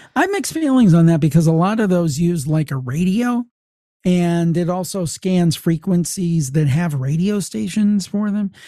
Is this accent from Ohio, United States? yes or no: yes; Ohio, United States; I'm from the American State of Ohio